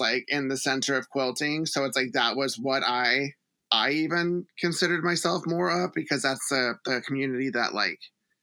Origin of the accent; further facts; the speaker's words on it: Houston, Texas, United States; moved away as an adult; also born or lived in Los Angeles; I grew up in Texas. Like, I'm from Houston